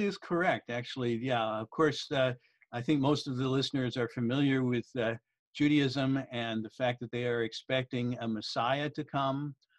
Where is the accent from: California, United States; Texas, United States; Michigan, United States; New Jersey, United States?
Michigan, United States; outside of Detroit; moved away as an adult; also born or lived in Liberia / Haifa, Israel; I, I, grew up outside of Detroit, Michigan.